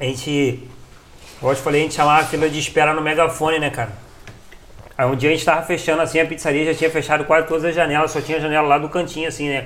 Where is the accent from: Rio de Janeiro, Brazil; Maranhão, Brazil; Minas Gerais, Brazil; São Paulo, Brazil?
Rio de Janeiro, Brazil; Teresópolis; eu sou de Teresópolis